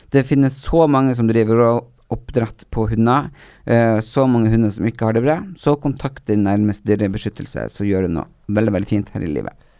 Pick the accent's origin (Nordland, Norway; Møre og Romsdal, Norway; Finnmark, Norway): Nordland, Norway; Narvik; accent: Narvik; jeg har det den Narvik-greien inni meg siden jeg har bodd der så mange år